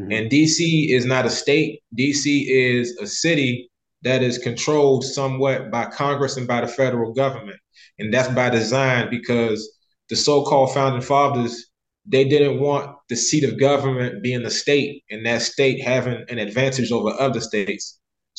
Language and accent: English; Liberia; born there; So I was born in October 89, and the Civil War started around Christmas of 89.